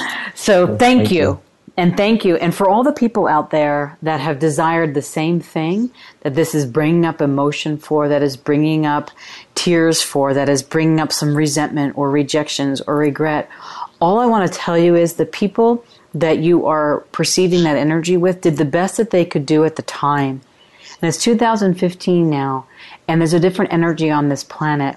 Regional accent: New York, United States; I grew up in New York

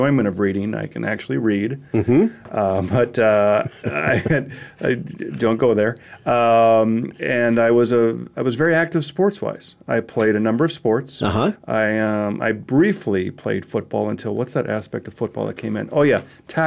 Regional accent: St. Paul, Minnesota, United States; growing up in St. Paul, Minnesota, played everything possible.

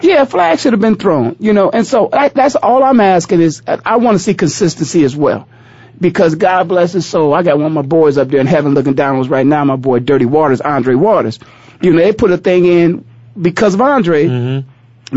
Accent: Ohio, United States; I'm from Ohio

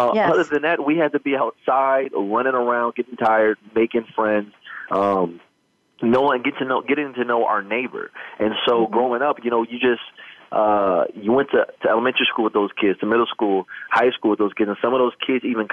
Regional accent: Midwest, United States; growing up in the Midwest

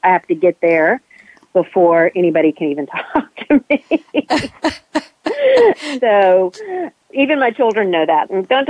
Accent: Alabama, United States; Today, I am in my home state of Alabama in Birmingham

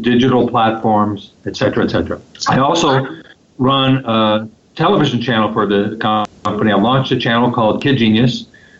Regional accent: Los Angeles, California, United States; I am from Los Angeles, California. I have lived here my entire life.

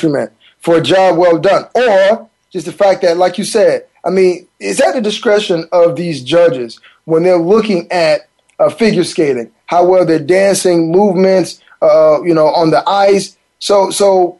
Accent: United States; As American

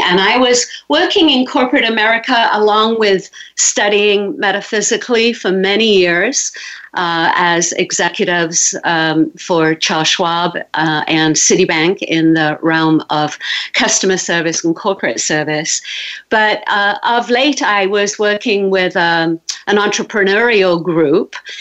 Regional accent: England, United Kingdom; moved away as an adult; I was born in England

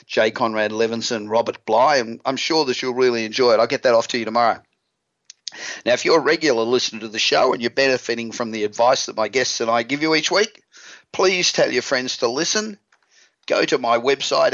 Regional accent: Australia; accent: Aussie; moved away as an adult; now in Los Angeles, United States; I'm from Australia, as you probably realised. I've been in Los Angeles now for 28 years, and I still sound like an Aussie

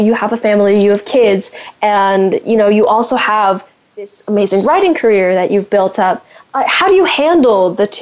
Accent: San Francisco Bay Area, California, United States; I'm from the San Francisco Bay Area as well

